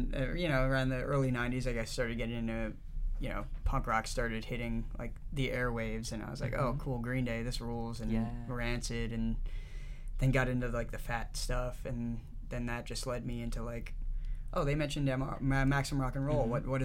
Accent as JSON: {"language": "English", "region": "New Jersey", "country": "United States", "moved": "yes", "lives_now": "New York City, United States", "said": "I'm from New Jersey."}